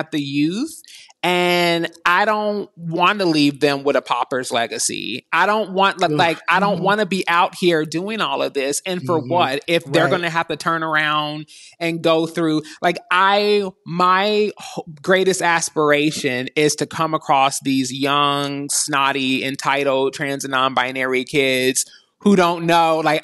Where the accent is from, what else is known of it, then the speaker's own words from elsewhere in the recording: Kentucky, United States; moved away as an adult; also born or lived in Los Angeles; I'm from Six Flags over Mitch McConnell, born and raised in Kentucky